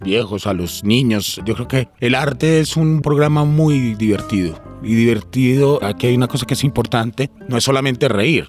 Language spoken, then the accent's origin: Spanish; Medellín, Antioquia, Colombia; moved away as an adult; also born or lived in Bogotá; soy de aquí de Medellín